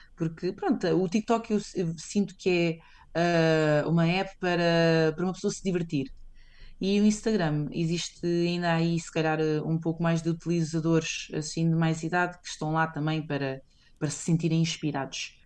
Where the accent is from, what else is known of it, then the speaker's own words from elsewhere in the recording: Portugal; moved away as an adult; also born or lived in Spain; now in London, United Kingdom; eu saí de Portugal